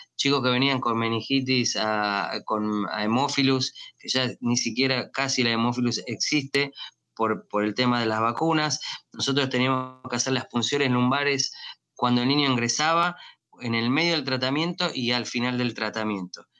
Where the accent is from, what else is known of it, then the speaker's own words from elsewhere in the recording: Argentina; moved away as an adult; also born or lived in Miami, United States; now in United States; yo me entrené en mi país, en Argentina